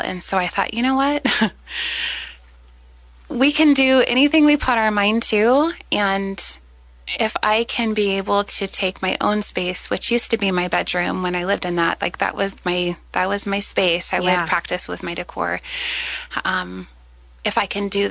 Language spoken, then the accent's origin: English; Salem, United States; I grew up here in Salem